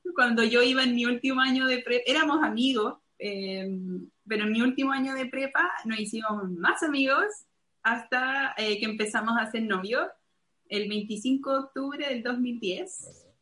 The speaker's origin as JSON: {"language": "Spanish", "town": "Santiago", "region": "Santiago Metropolitan Region", "country": "Chile", "tie": "born or raised there", "also_born_or_lived": "Tennessee, United States", "moved": "as an adult", "lives_now": "Montevideo, Uruguay", "said": "nací en Santiago de Chile, eh, a los 24 años, no, 25 años, me mudé a Tennessee"}